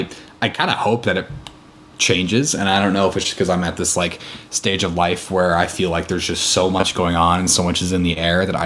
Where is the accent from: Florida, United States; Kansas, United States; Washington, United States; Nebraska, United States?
Nebraska, United States; Columbus; moved away as an adult; now in Seattle, United States; growing up in Columbus